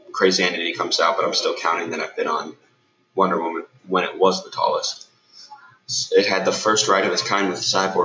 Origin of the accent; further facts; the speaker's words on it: New Jersey, United States; now in Orlando, United States; I am from New Jersey. I moved to Orlando a while ago